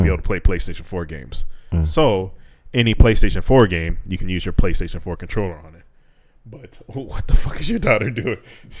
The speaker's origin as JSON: {"language": "English", "region": "California", "country": "United States", "said": "I'm from California. We California love."}